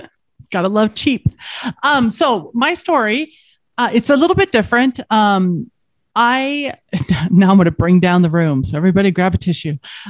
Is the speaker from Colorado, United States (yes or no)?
yes; Colorado, United States; So I grew up in Colorado and I didn't. I'm a SoCal girl.